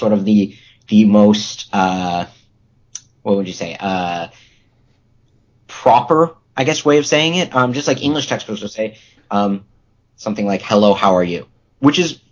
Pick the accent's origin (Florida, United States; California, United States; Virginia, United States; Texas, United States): California, United States; Los Angeles; I'm from Los Angeles